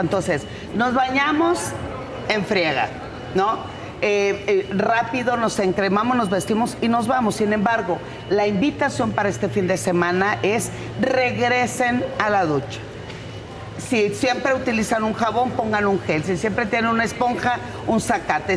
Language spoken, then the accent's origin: Spanish; Culiacán, Sinaloa, Mexico; moved away; mi tierra en Culiacán